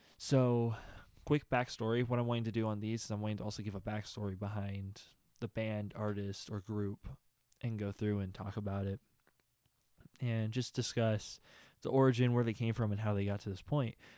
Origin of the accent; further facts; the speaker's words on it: Austin, Texas, United States; I'm from Austin